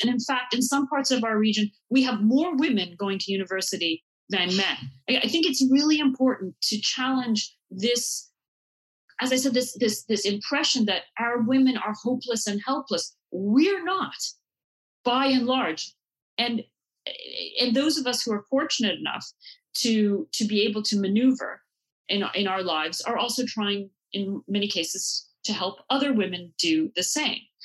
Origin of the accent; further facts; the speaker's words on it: Canada; I grew up in Canada